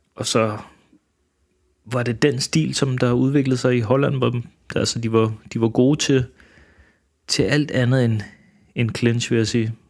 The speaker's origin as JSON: {"language": "Danish", "country": "Denmark", "tie": "born or raised there", "also_born_or_lived": "Manila, Philippines", "said": "Og så kom jeg til Danmark, da jeg var et eller to år gammel"}